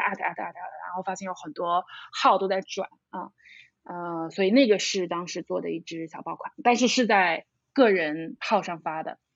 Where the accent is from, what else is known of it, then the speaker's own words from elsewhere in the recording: Shanghai, China; 我是上海人，土生土长的